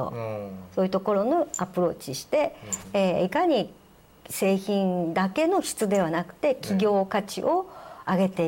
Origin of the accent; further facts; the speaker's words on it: the West, United States; also born or lived in Tokyo, Japan / Kyushu, Japan; いやもう生まれは神田ですね神田で神田の浜田病院ってところであ、